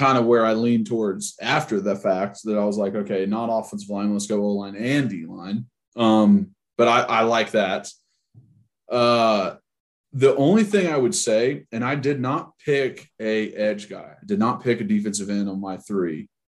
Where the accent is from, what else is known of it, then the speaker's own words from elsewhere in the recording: Tennessee, United States; I think growing up in Tennessee, you're automatically like kind of integrated into being a fan without even really trying to be.